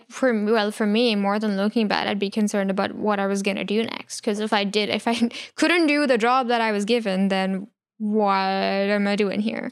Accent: India; moved away; I grew up in India

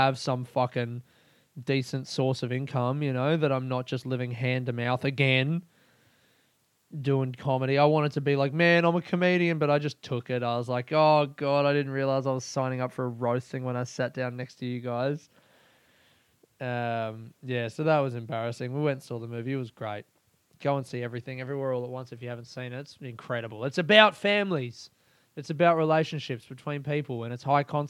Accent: Adelaide, South Australia, Australia; we're both from Adelaide.

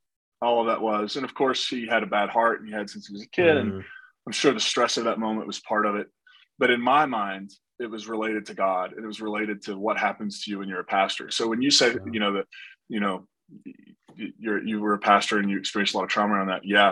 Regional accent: Kentucky, West Virginia border town, Appalachia, United States; I was born in the Appalachian region. So I'm from a Kentucky, West Virginia border town

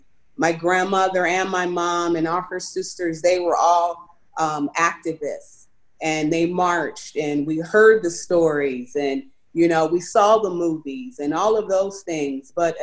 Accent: United States; So for me growing up in America, it was good. You know, I grew up, I went to an elementary school. I went to a predominantly white school

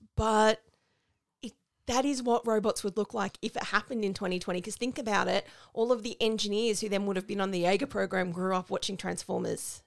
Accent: Australia; as an Australian

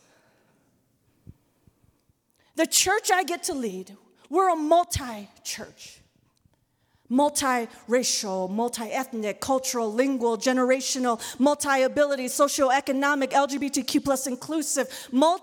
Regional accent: United States; my identity as a second-generation Korean-American woman

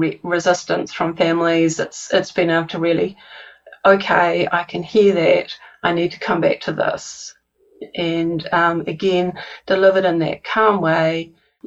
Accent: New Zealand; accent: New Zealand; my New Zealand accent

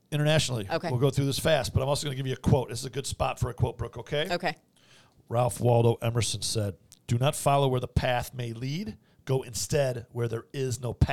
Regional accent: Vicenza, Veneto, Italy; born there; I was born in Vicenza, Italy, and uh, I'm not Italian uh, primarily.

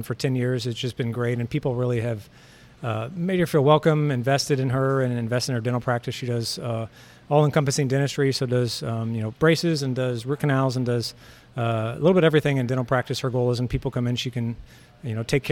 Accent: Lindsborg, Kansas, United States; So I'm originally from Lindsborg. I was born and raised in Lindsborg.

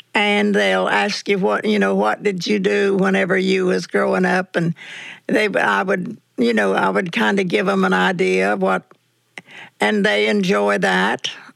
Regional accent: North Carolina, United States; I was born and raised in North Carolina

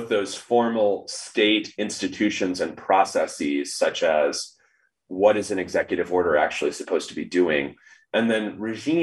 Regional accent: United States; our heritage as Americans

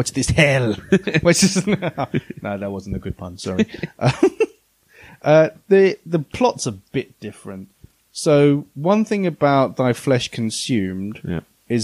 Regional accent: Croydon, London, United Kingdom; we're from Croydon

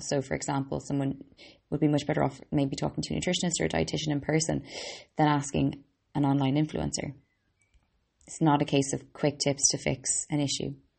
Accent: Ireland; I'm an Irish girl and a qualified medical doctor

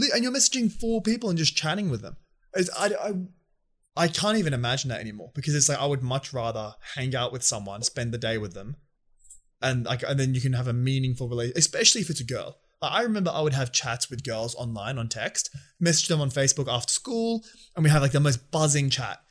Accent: Australia; us as Aussie boys, we love having a beer

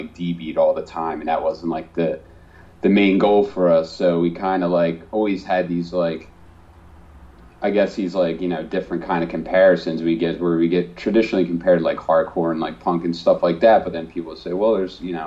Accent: New Jersey, United States; being from South Jersey, it is kind of like you don't really, you're in the shadow of Philly

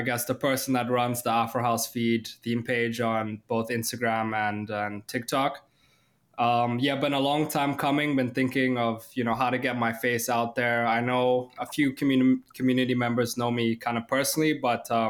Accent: South Africa; moved away; I'm from South Africa originally, so always showing love to my people back home

